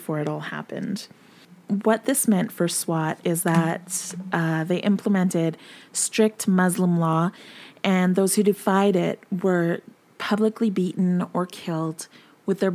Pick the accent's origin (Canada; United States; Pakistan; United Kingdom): Canada; I am Canadian, 100%